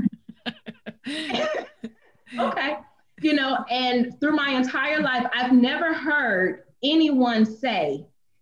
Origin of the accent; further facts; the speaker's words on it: Gainesville, Florida, United States; my hometown in Gainesville, Florida